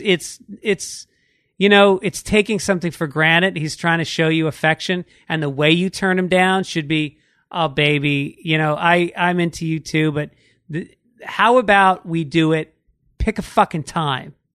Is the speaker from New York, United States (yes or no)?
yes; New York City, New York, United States; moved away; also born or lived in Boston; I'm from New York